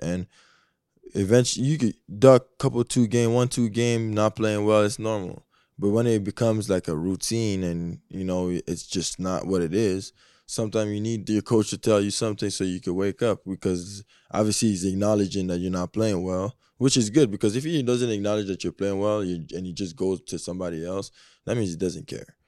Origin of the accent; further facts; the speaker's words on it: Canada; I am Canadian